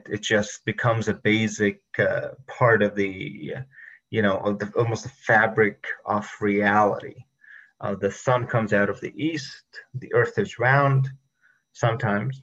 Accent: Egypt; moved away as an adult; also born or lived in Monterey, California; now in United States; I was from Egypt. I was born in 1989, lived there all my life, and I only moved to the United States in 2012.

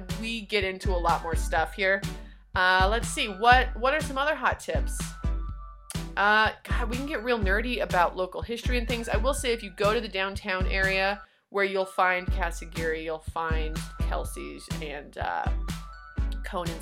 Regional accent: Tehachapi, California, United States; not only is it my hometown

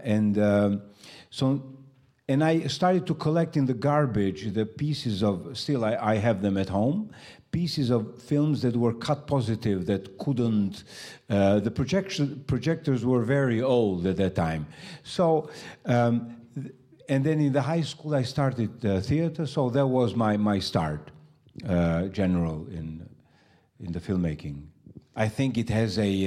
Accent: Tirana, Tirana County, Albania; I was born in Tirana and I uh, still live there. I never left the country.

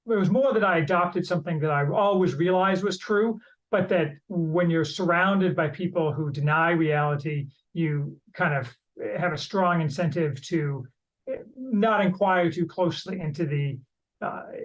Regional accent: Indiana, United States; also born or lived in Chicago; I grew up in Indiana

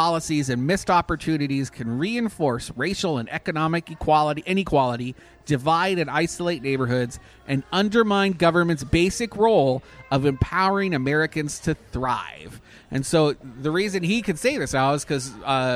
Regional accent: Canada; I'm Canadian

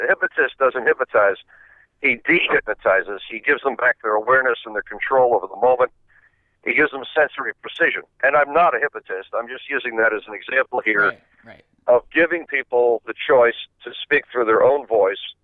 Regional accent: Miami Beach, Florida, United States; I'm from Miami Beach.

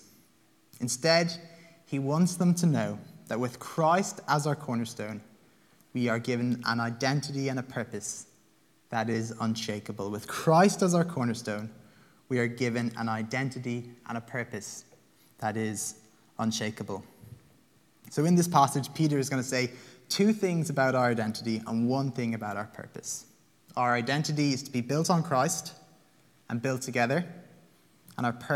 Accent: Limerick, Munster, Ireland; now in Dublin, Ireland; I am Irish. I'm a Limerick man

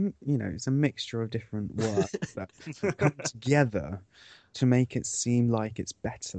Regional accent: Cornwall, South West England, United Kingdom; I come from Cornwall.

